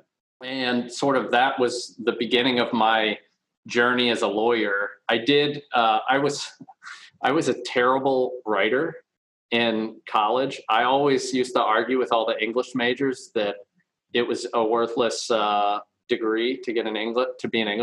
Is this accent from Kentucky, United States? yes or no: yes; Kentucky, United States; I grew up in Kentucky. So I grew up actually on a farm out in about 40 minutes northeast of Louisville, Kentucky